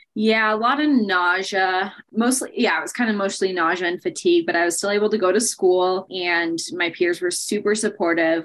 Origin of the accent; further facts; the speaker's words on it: Bay Area, Northern California, United States; moved away as an adult; now in Colorado, United States; I grew up in California, in Northern California, in the Bay Area, and I've lived in Colorado for just over seven years now